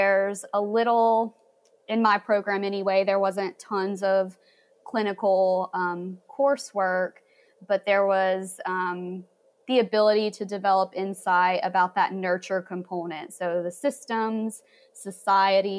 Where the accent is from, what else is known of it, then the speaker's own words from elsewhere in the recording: Hickory, North Carolina, United States; now in Asheville, United States; I grew up in Hickory